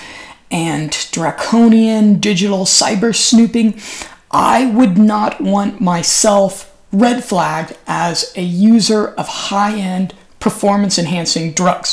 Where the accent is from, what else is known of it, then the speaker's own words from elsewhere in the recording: United States; now in Europe; I'm an American